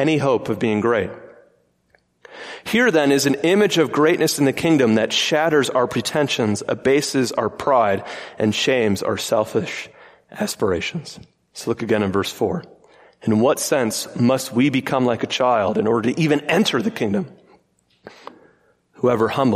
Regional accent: Michigan, United States; I grew up in Michigan

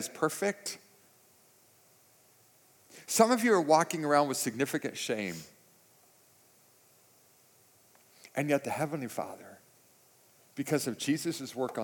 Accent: San Diego, California, United States; moved away as an adult; also born or lived in Sturgis; the house I grew up in for $1,350 a month in 1990 in San Diego

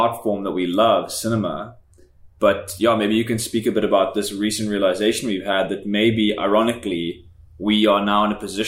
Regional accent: Cape Town, Western Cape, South Africa; moved away as an adult; now in Tokyo, Japan; I'm from Cape Town as well

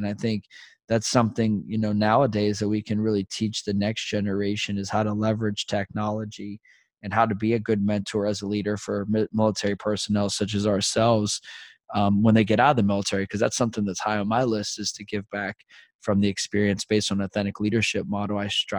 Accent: Fort Benning, Georgia, United States; born there; And I was born in Fort Benning and my whole family served.

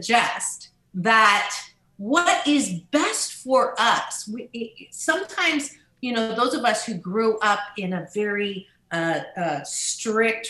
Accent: Canada; I was born in Canada

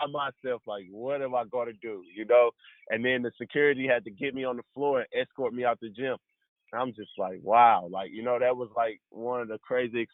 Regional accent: St. Louis, Missouri, United States; moved away as an adult; coming from St. Louis

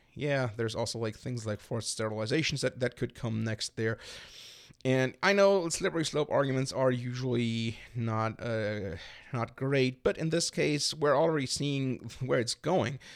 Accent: Berlin, Germany; now in Chicago, United States; I'm from Berlin in Germany

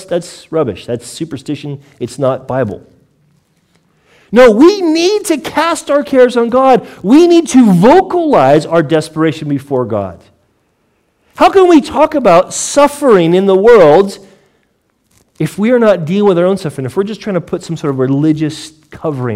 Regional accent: United States; now in United Kingdom; as an American

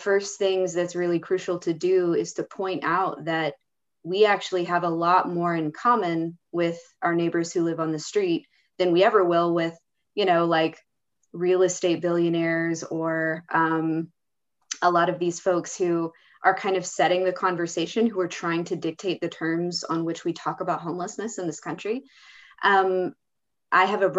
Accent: United States; my identity as an American.

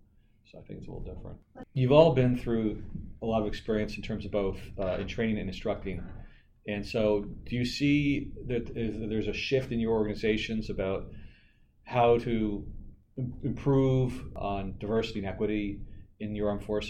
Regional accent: United States; moved away as an adult; now in Canada; I'm an American who's lived in Canada for 20 years

